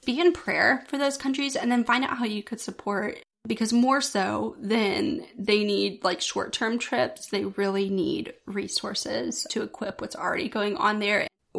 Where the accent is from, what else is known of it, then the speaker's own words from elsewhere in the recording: the South, United States; Growing up in the South my entire life, right in the Bible Belt